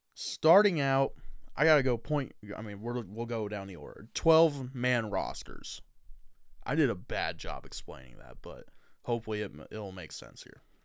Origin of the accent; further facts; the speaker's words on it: Indiana, United States; I'm from Indiana